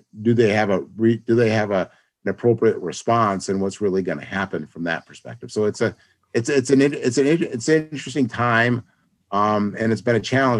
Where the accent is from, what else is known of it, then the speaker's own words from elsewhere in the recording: Rochester, New York, United States; moved away as an adult; also born or lived in California; I'm originally from Rochester, moved back here